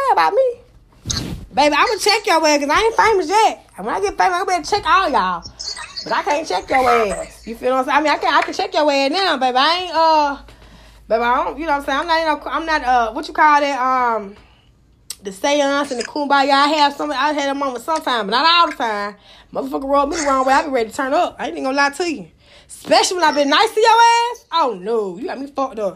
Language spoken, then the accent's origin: English; Atlanta, Georgia, United States; I'm from Atlanta.